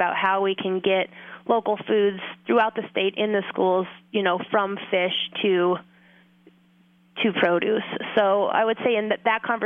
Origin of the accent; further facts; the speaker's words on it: Fairbanks, Alaska, United States; also born or lived in Homer, Alaska; I was born and raised in Fairbanks, Alaska, so I've been in Alaska my whole life